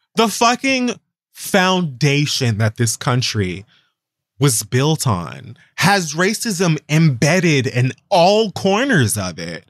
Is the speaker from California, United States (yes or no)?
no; Florida, United States; I'm from Florida.